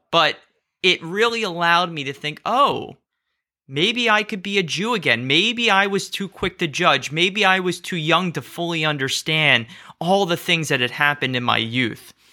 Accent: Cherry Hill, New Jersey, United States; I'm from New Jersey

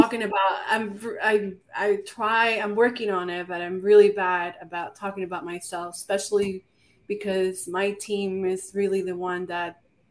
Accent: Monterrey, Nuevo León, Mexico; now in Houston, United States; I was not born in Houston, but I have made it my home. I was born and raised in Monterrey, Nuevo Leon, Mexico.

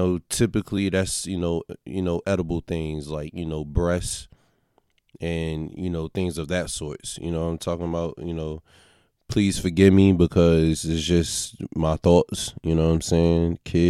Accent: Crenshaw, California, United States; before growing up in Crenshaw and his block, that storefront was looked at as a criminal site or criminal activity

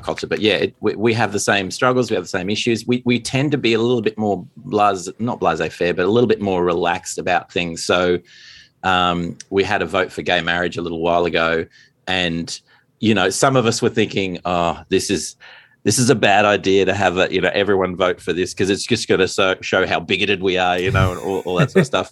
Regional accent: Australia; as an Australian

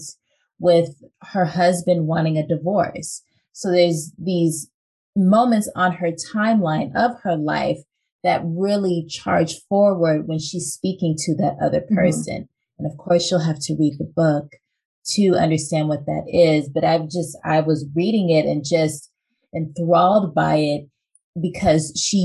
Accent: Los Angeles, California, United States; I'm from Los Angeles

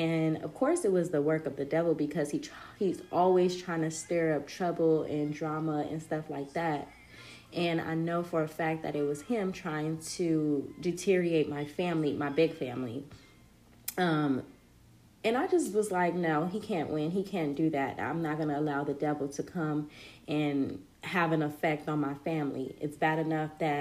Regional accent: Compton, California, United States; also born or lived in Watts, Los Angeles; I was born in Compton, raised throughout Compton, Watts, Los Angeles County, just the whole nine.

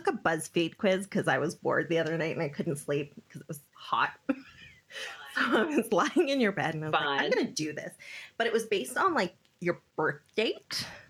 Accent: South Africa; born there; As you know, I was born in South Africa.

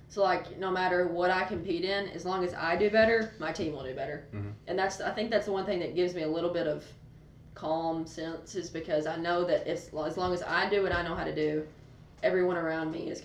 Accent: Farmington, Kentucky, United States; I grew up in Farmington, Kentucky, and that is, we're in the middle of nowhere. Like, you literally live in the middle of five fields, and your neighbor's a mile away.

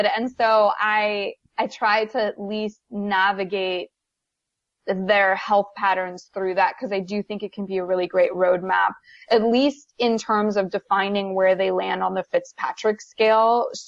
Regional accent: Canada; now in United States; there's individuals like me where I'm from Canada. So I'm used to having different types of weather.

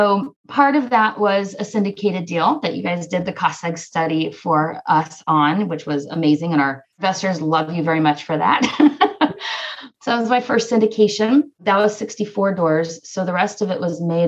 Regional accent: Southern California, United States; also born or lived in Northeast Ohio; now in Ohio, United States; We're from Southern California originally

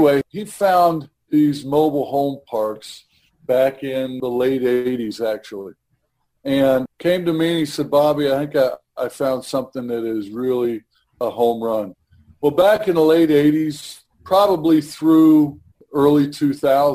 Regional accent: Cincinnati, Ohio, United States; I was born and raised here in Cincinnati.

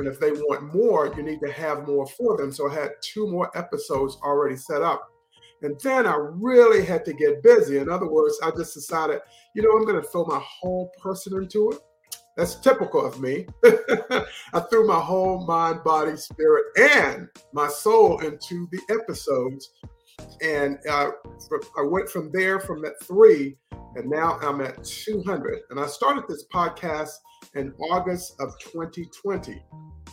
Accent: North Carolina, United States; moved away as an adult; my hometown in North Carolina

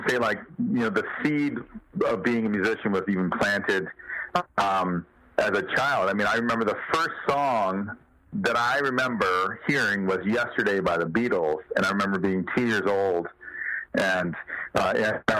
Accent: South Bend, Indiana, United States; I'm from South Bend, Indiana

